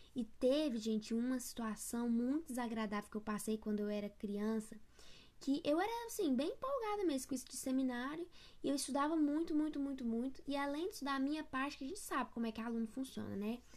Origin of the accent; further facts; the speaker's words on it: interior of Goiás, Brazil; eu sou do interior do interior de Goiás